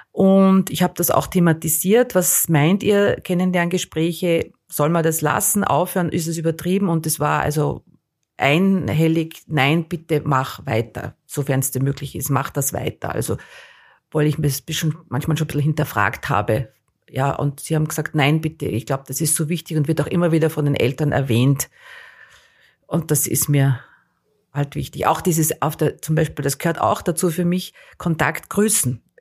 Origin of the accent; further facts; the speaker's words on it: Aachen, North Rhine-Westphalia, Germany; ich war aus Aachen, ich habe äh, relativ, glaube ich, die, wahrscheinlich Plattdeutsch ein bisschen gesprochen, war schwer zu verstehen